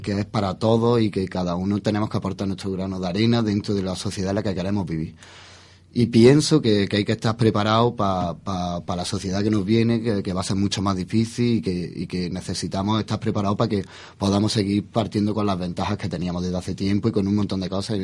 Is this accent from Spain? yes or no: yes; Spain; somos españoles